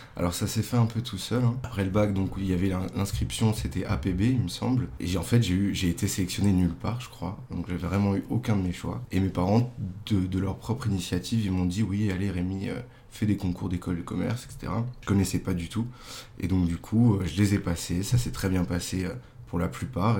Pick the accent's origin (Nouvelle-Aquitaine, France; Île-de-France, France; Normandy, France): Île-de-France, France; Meudon; also born or lived in Paris; now in Boulogne-Billancourt, France; Je suis né à Paris et en fait, euh, j'ai toujours habité à Meudon